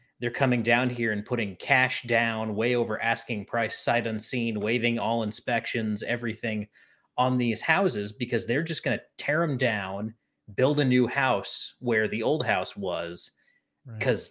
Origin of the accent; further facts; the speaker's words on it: North Carolina, United States; now in Tennessee, United States; I'm from North Carolina